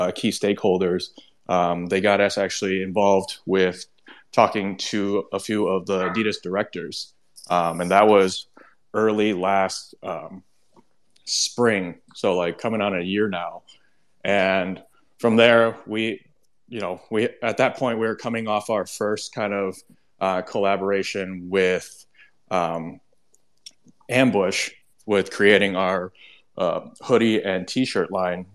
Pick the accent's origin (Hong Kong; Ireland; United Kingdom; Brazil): Hong Kong; moved away as an adult; now in Chicago area, United States; I'm born and raised in Hong Kong, and moved away in like 2015